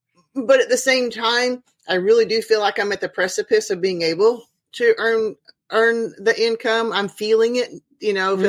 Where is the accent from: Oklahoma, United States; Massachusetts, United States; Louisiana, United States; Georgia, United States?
Oklahoma, United States; also born or lived in Venezuela / Alaska / Texas / California; I was born in Northeast Oklahoma in Tulsa. When I was a baby, we moved to Venezuela. Then we moved back. I lived in Southwest Oklahoma, got married, moved to Alaska, moved to Central Texas, got married again and moved to California.